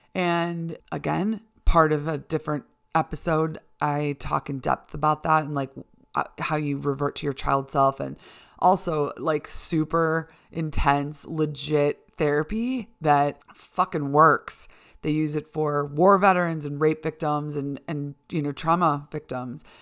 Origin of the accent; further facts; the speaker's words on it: Chicago, Illinois, United States; moved away as an adult; now in Boise, United States; I'm from Chicago, uh, you know, born and raised in the Chicago suburbs and lived in the city for almost ten years